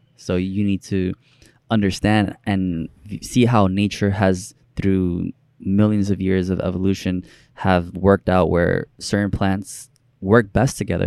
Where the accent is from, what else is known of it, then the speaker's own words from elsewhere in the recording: New York City, New York, United States; also born or lived in Dominican Republic; I grew up in New York City